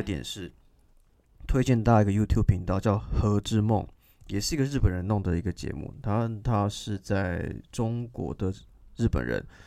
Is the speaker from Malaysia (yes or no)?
no; Taiwan; 我们台湾人